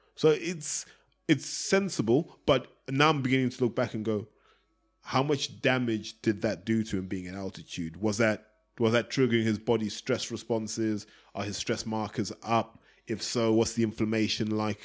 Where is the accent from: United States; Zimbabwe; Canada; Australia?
Zimbabwe; now in London, United Kingdom; I grew up in Zimbabwe